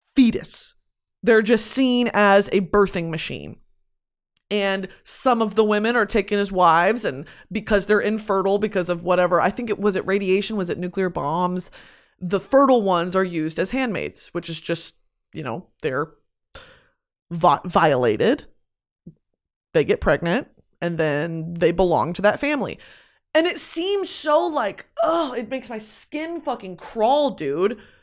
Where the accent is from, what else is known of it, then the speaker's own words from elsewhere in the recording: United States; also born or lived in Lewisville, Texas; I'm talking about as an American